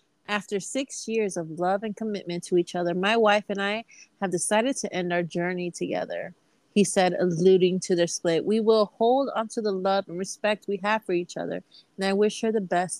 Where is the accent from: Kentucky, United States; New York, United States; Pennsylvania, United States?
New York, United States; New York City; We're from the Bronx.